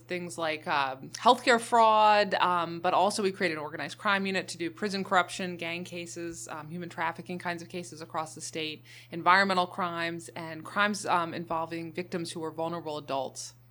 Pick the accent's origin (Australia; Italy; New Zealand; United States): United States; Baltimore, Maryland; I was born and raised in Baltimore City and have lived there as an adult